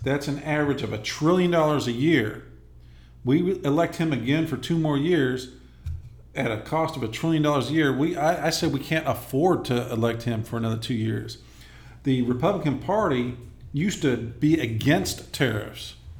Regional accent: Inglewood, California, United States; moved away as an adult; I'm originally from Inglewood, California. Okay. I, le- I left there in uh, 1987 to join the Army at the age of 19

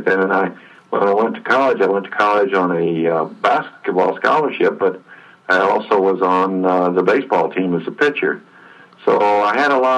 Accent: West Coast, United States; I was from the West Coast

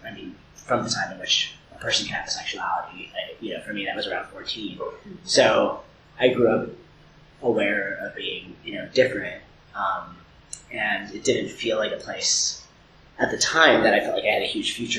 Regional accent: Pittsburgh, Pennsylvania, United States; moved away as an adult; also born or lived in Hickory, North Carolina / Raleigh, North Carolina / San Francisco / New York City; we moved to the Pittsburgh area of Pennsylvania. And that's where I spent most of my entire youth until I was 18.

